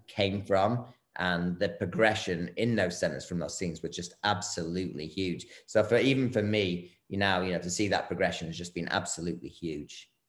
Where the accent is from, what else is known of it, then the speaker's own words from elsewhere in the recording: Bradford, Yorkshire and the Humber, United Kingdom; I'm actually from Bradford in the UK